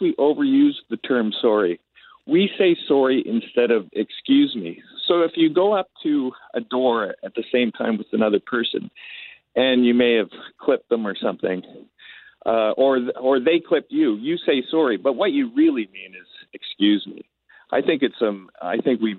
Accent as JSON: {"language": "English", "country": "Canada", "said": "us Canadians"}